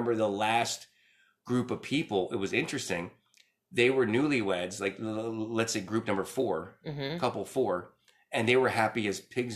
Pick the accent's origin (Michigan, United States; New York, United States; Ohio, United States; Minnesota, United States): New York, United States; New York City; I was born in the Bronx, and then when I was about 7, we moved to Brooklyn.